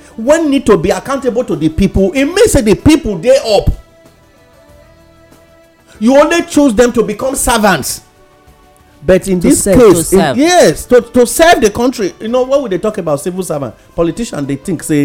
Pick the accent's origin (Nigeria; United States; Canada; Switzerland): Nigeria; I am a Nigerian